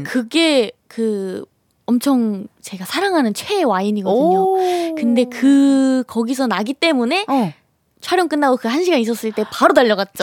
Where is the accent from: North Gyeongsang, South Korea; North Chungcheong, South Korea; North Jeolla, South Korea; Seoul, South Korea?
North Chungcheong, South Korea; Cheongju; accent: Chungcheong; moved away; 제가 청주 출신이에요.